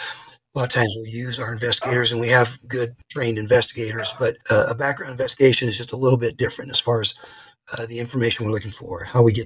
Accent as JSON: {"language": "English", "town": "Los Angeles", "region": "California", "country": "United States", "moved": "as an adult", "lives_now": "Boise, United States", "said": "I'm originally from Los Angeles"}